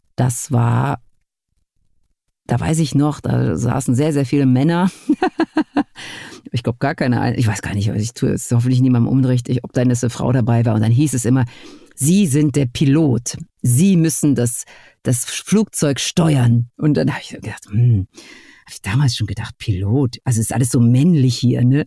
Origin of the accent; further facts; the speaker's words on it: near Essen, North Rhine-Westphalia, Germany; nicht sehr weit von meinem Geburtsort entfernt